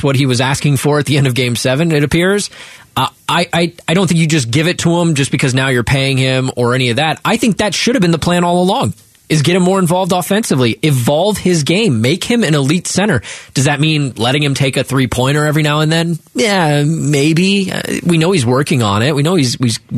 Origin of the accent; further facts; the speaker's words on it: Ohio, United States; I grew up in Ohio